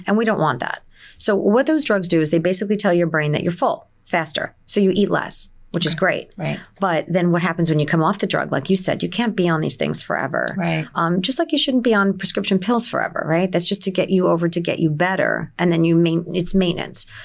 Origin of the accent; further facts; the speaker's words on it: Nutley, New Jersey, United States; moved away as an adult; also born or lived in Newark, New Jersey / Livingston, New Jersey; now in Middletown, United States; I'm originally from Essex County. I was born in Newark, as most people were, and I moved to Nutley as a child.